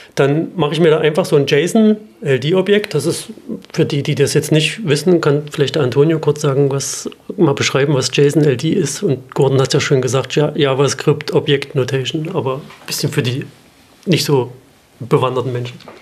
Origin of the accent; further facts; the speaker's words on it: Halle, Saxony-Anhalt, Germany; in Halle Saale, meiner Heimatstadt